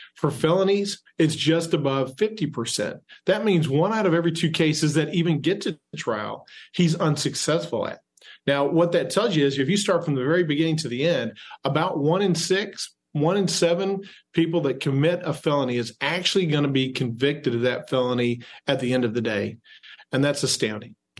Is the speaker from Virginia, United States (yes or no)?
no; Texas, United States; my home state, where you see it in Houston and Austin